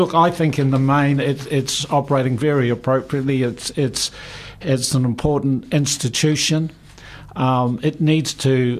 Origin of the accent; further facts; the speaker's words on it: South Otago, New Zealand; I grew up in South Otago.